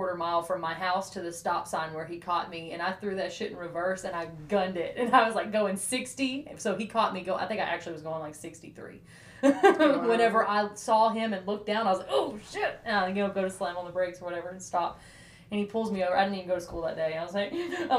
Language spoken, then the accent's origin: English; Decatur, Alabama, United States; I'm from Decatur